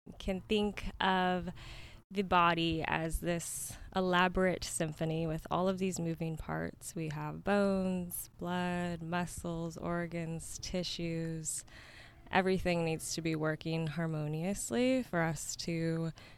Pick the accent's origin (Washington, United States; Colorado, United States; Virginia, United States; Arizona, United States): Arizona, United States; Yuma; I was born and raised in Yuma. I moved away for a little bit of time and made my way back here around 2020